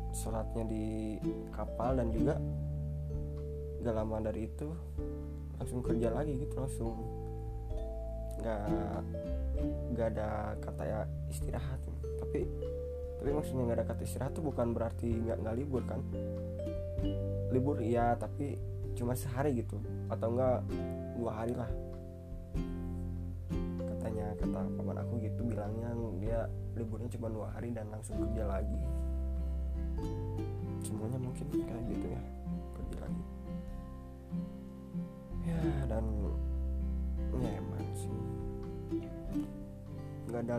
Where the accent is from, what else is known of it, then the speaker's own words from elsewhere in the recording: Ciamis, West Java, Indonesia; hampir semua saudara dan keluarga aku tuh pada ngumpul di sini kan di kota aku di Ciamis